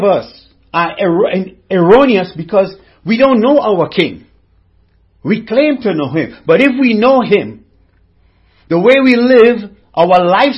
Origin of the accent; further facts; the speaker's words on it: Trinidad & Tobago; I'm from the Caribbean, from Trinidad and Tobago.